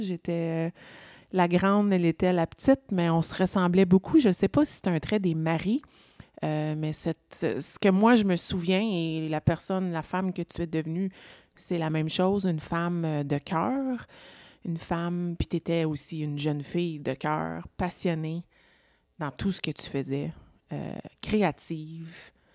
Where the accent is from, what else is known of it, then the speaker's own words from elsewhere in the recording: Ontario, Canada; first language French; je suis une fière franco-ontarienne